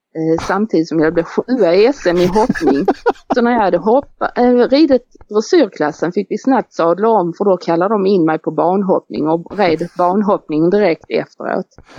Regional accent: Beddingestrand, Skåne, Sweden; vi är ju födda nere i Beddingestrand i ett samhälle där nere och vi bodde i en villa ju.

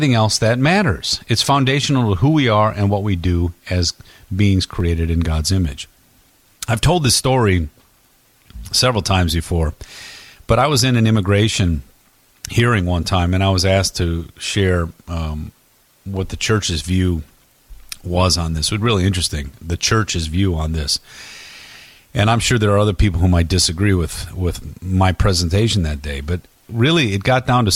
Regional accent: Detroit, Michigan, United States; I grew up in Detroit

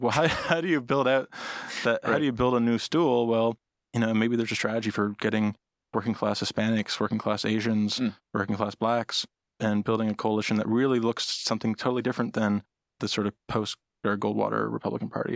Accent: Nova Scotia, Canada; moved away

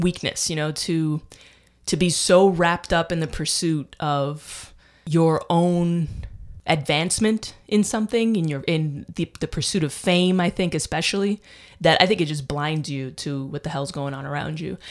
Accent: United States; also born or lived in Dominican Republic; I'm American. And I, you know, I speak fluent Spanish. I lived in, I went to high school in Dominican Republic. I'm American, though

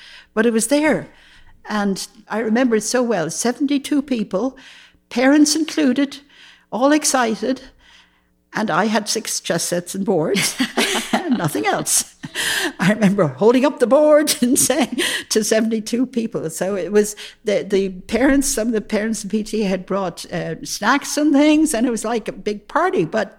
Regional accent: United States; I can. I mean, I'm American.

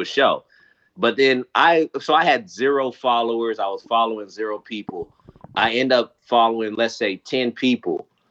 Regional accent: California, United States; I'm from California and I've never lived in Michigan

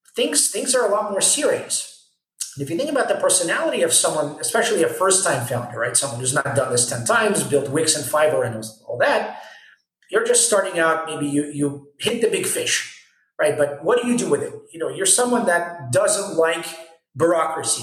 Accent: United States; now in Israel; I grew up in the States

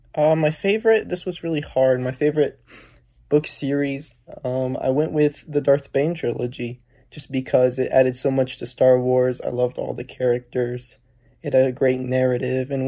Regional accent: Asheville, North Carolina, United States; I'm from Asheville, North Carolina.

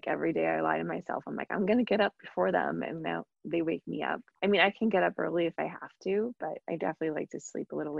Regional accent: Long Island, New York, United States; I grew up on Long Island

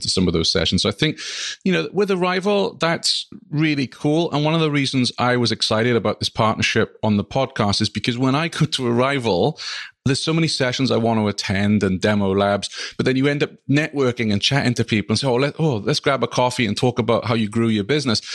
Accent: Wales, United Kingdom; now in Vermont, United States; my home country, the Principality of Wales

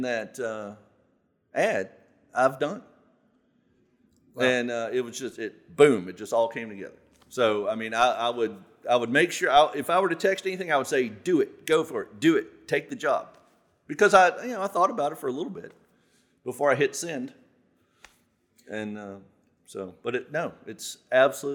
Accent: Southern Virginia, United States; I grew up here. I lived in Southern Virginia my whole life

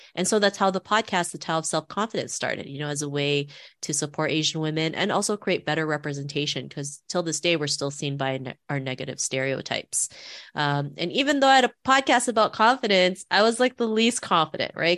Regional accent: Toronto, Ontario, Canada; also born or lived in Philippines; growing up in Toronto in the nineties, I never saw anybody that looked like me

